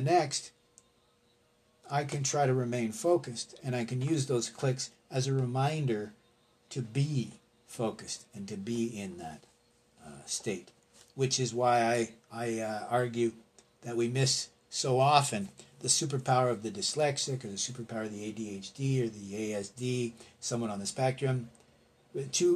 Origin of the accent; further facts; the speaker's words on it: Canada; as a Canadian